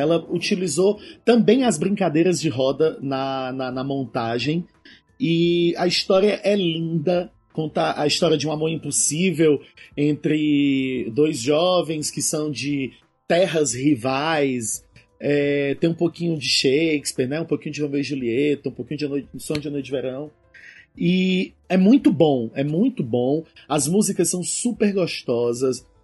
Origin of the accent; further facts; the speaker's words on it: Ceará, Brazil; Ceará, que é a minha terra